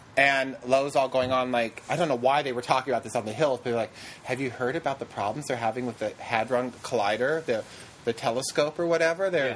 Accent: Fairbanks, Alaska, United States; moved away; I really am from a very small town of Fairbanks

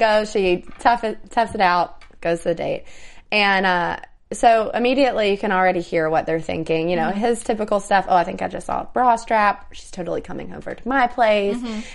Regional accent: the South, United States; I'm from the South

